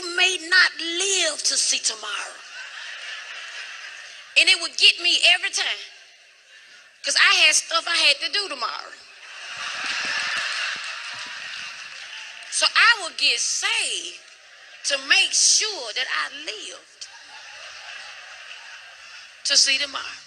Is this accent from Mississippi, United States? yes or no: yes; Mississippi, United States; I'm from Mississippi.